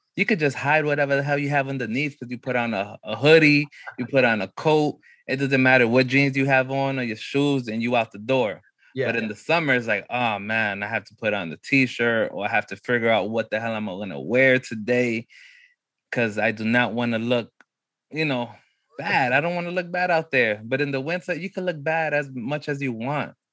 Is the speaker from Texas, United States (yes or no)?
no; New York City, New York, United States; growing up in New York was crazy